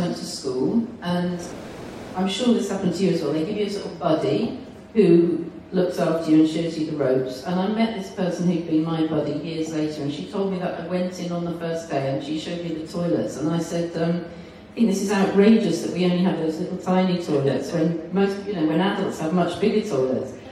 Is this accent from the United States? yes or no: no; Bath, South West England, United Kingdom; grew up in Bath, so I founded Bath Youth CNE then